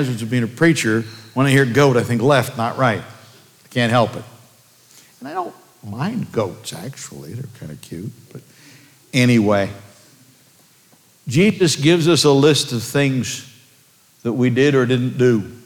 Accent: United States; I'm an American

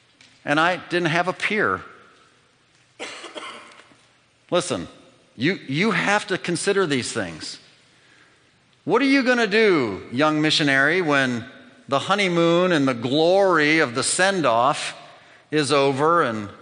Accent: United States; moved away as an adult; I am American

